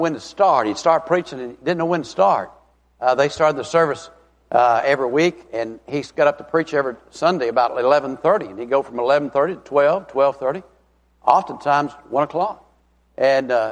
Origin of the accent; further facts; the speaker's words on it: Tennessee, United States; I'm from Tennessee